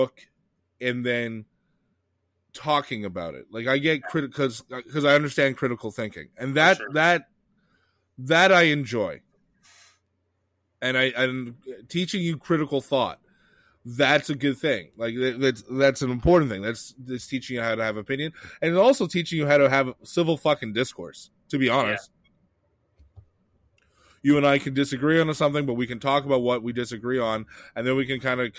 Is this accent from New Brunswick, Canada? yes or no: no; Quebec, Canada; I grew up in Quebec